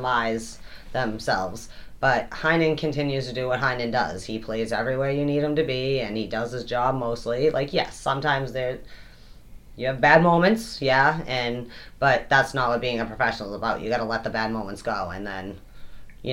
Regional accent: United States; I'm an American

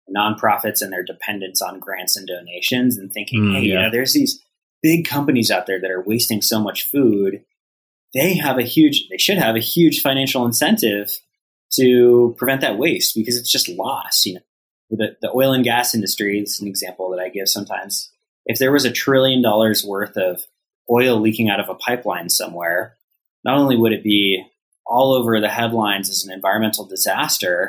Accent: Colorado, United States; growing up in Colorado

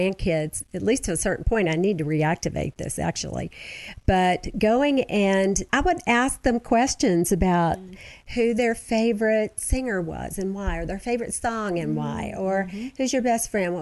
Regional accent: Georgia, United States; moved away; I'm from Georgia

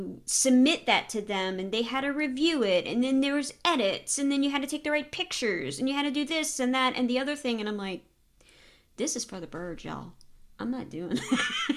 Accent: Louisiana, United States; Yeah, growing up in Louisiana, no. There's always gravy.

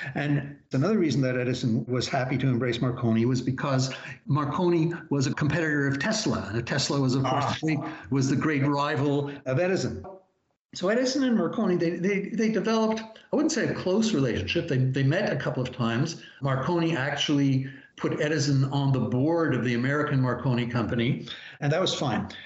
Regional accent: Montreal, Quebec, Canada; I was growing up in Montreal in the 1950s

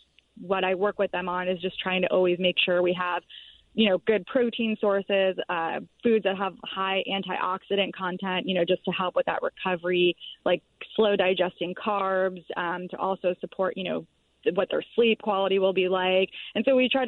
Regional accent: Florida, United States; moved away; I'm from the East Coast. I grew up in Florida

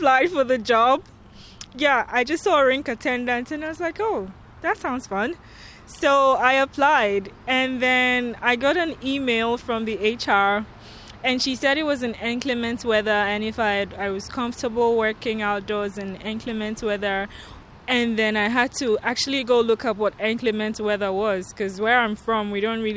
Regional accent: Ghana; moved away as an adult; now in Saskatoon, Canada; I'm from Ghana

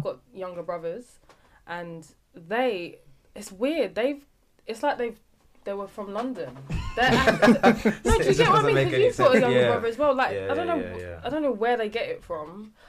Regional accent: Nigeria; Even though, yes, I'm Nigerian.

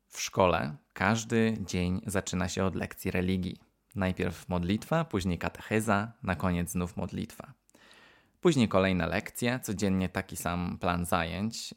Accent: Poland; born or raised there; moved away; also born or lived in United States

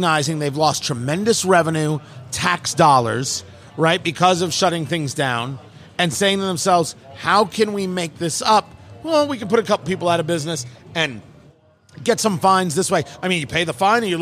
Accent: New Jersey, United States; moved away as an adult; also born or lived in Brooklyn, New York / Los Angeles / Florida; I was born in Brooklyn and I grew up in Jersey

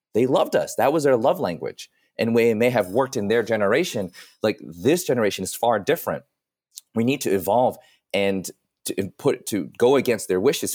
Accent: New York City, New York, United States; Columbia was only, like, a twenty-minute cab ride away from where I grew up in New York

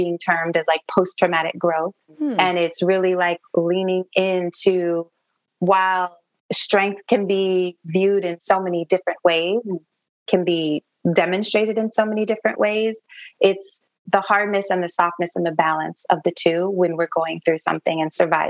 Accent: Niger; moved away; also born or lived in United States; My heart has always been in Niger, West Africa. That's where I was raised

